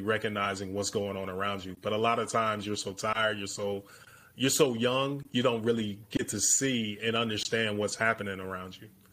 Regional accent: Chicago, Illinois, United States; growing up in the South Side of Chicago

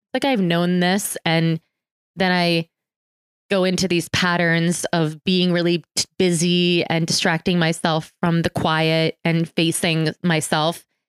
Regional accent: New York City, New York, United States; moved away; also born or lived in Philadelphia; born in New York City

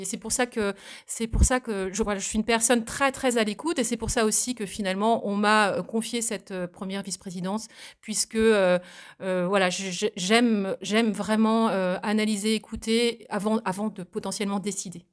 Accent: Saint-Hilaire-du-Harcouët, Normandy, France; also born or lived in Vernix, Manche; je suis originaire de la Manche, je suis née à Saint-Hilaire-du-Harcouët. j'ai vécu dans le Sud-Manche également, du côté de Bassilly

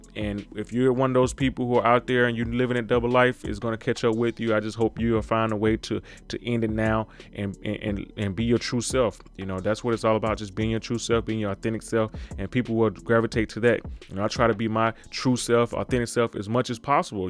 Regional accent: Mississippi, United States; I was born and raised in Mississippi

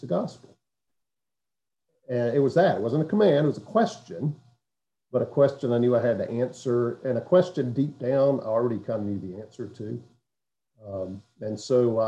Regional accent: Hattiesburg, Mississippi, United States; now in Duluth, United States; I grew up in South Mississippi, a town called Hattiesburg

